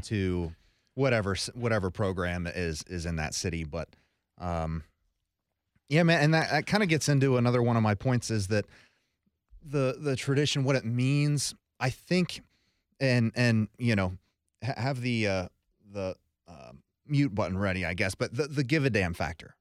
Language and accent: English; Columbus, Ohio, United States; born and raised in Columbus, a diehard Buckeye fan.